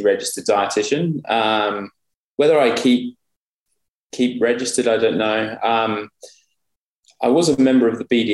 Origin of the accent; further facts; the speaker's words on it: United Kingdom; moved away as an adult; now in Australia; I still see myself as a Brit living in Australia.